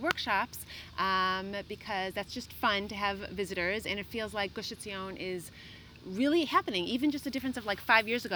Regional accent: Chicago, Illinois, United States; now in Israel; I'm from Chicago

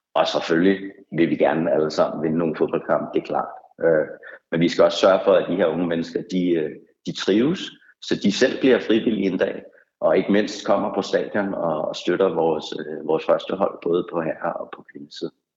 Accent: Vestegnen, Capital Region of Denmark, Denmark; man selv er, er født og opvokset på Vestegnen

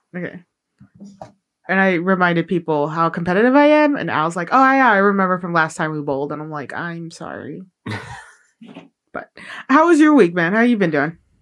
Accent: Chicago, Illinois, United States; moved away; growing up in Chicago, Irish culture is very uh, big over there

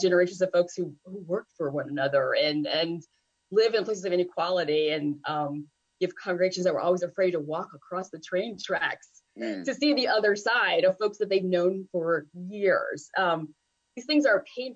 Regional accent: the South, United States; also born or lived in Virginia / North Carolina; being a Southerner

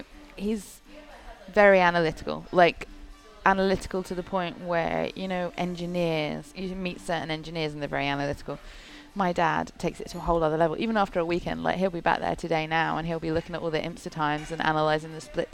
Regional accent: United Kingdom; accent: British; I sound British. So I sound like a mongrel. British. Although every American seems to think I'm from Australia.

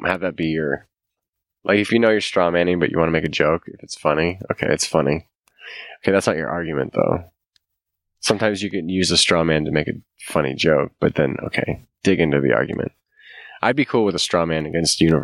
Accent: United States; as Americans

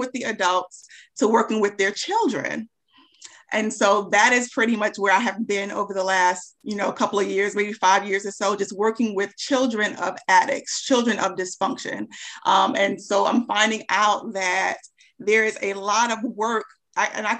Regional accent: Charlotte, North Carolina, United States; I'm from Charlotte

